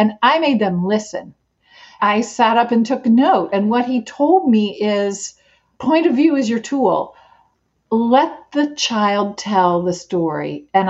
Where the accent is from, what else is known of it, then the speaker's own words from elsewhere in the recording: Appalachia, United States; accent: Appalachian; moved away; This is my native language. I grew up listening to Appalachian talk, and what you're hearing from me right now isn't exactly Appalachian vernacular.